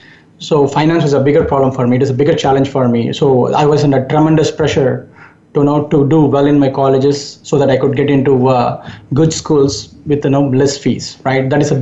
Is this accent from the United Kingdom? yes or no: no; India; English is a second language; moved away as an adult; also born or lived in Japan; now in United States; Yes, growing up in India